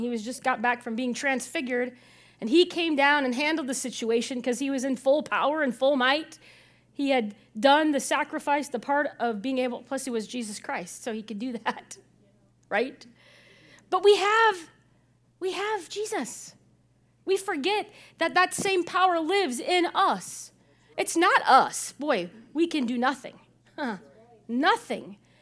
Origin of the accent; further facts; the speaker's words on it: Illinois, United States; the pastor I, I grew up with in Illinois